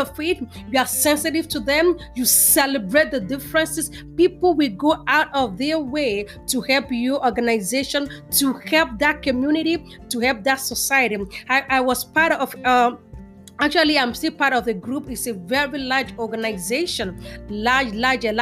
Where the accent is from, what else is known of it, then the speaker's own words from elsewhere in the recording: Nigeria; moved away as an adult; also born or lived in New York, United States; now in Houston, United States; was born and raised in Nigeria and came to the United States in 2003. I've lived in New York for almost 12 years and then to Houston, Texas